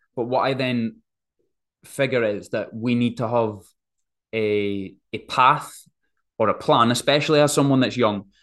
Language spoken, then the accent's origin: English; Forfar, Scotland, United Kingdom; also born or lived in Sydney, Australia